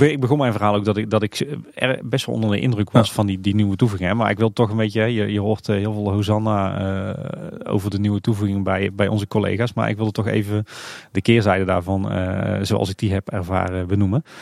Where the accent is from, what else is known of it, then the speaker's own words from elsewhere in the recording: Tilburg, North Brabant, Netherlands; ik ben Tilburger van, van geboorte